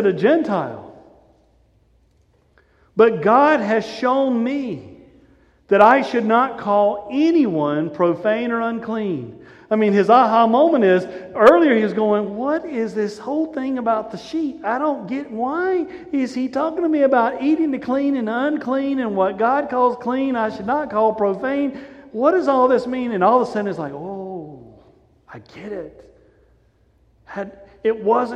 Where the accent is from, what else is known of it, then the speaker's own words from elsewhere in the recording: the South, United States; We're from the South.